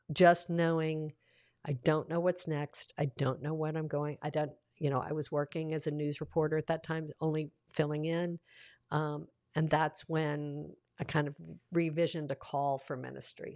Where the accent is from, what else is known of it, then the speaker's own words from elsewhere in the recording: the South, United States; I grew up in the South with an author-, authoritarian father